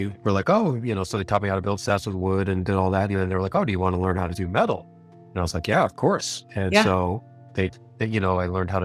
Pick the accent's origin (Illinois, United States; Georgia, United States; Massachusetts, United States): Massachusetts, United States; Boston; moved away as an adult; also born or lived in Utah / San Diego; I'm originally from the Boston area, New England. And pretty much right out of high school, I turned 18 and moved west.